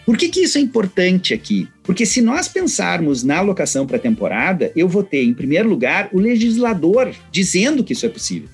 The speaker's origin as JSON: {"language": "Portuguese", "area": "Serra Gaúcha", "region": "Rio Grande do Sul", "country": "Brazil", "accent": "Gaúcho", "said": "da Serra Gaúcha, cujo meu sotaque provavelmente já denuncia que assim a proximidade, né, que eu tenho com essa região"}